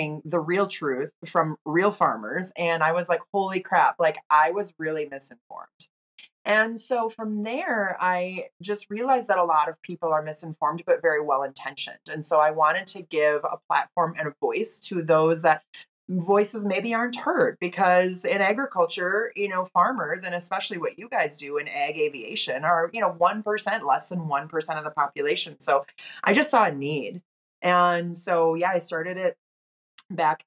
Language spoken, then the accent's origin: English; Wisconsin, United States; moved away as an adult; also born or lived in Los Angeles; I'm originally from Wisconsin, and my friends were farm kids. So I was involved in 4-H